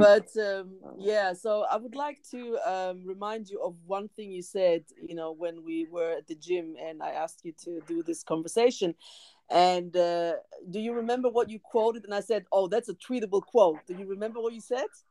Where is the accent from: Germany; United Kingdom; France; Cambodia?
Germany; I was born and raised in Germany